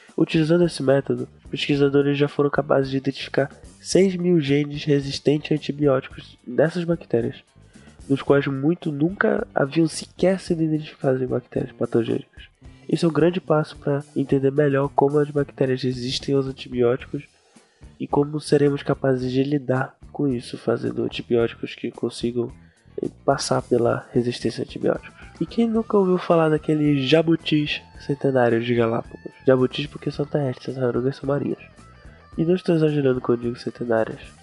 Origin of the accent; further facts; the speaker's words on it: Belém, Pará, Brazil; eu sou de Belém